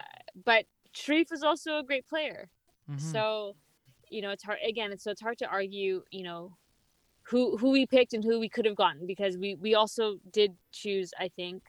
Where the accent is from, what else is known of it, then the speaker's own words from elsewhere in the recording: Vancouver, British Columbia, Canada; I was born and raised in Vancouver.